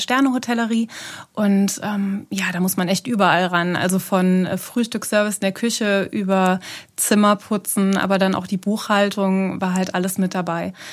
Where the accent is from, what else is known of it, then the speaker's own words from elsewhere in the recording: Neuwied, Rhineland-Palatinate, Germany; ich bin äh, in Neuwied geboren